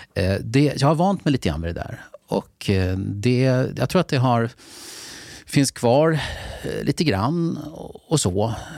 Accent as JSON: {"language": "Swedish", "town": "Lidingö", "region": "Stockholm County", "country": "Sweden", "tie": "born or raised there", "said": "jag är från Lidingö"}